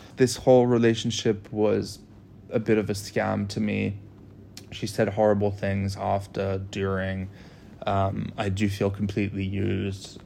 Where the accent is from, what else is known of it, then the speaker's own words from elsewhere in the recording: United States; I'm the American citizen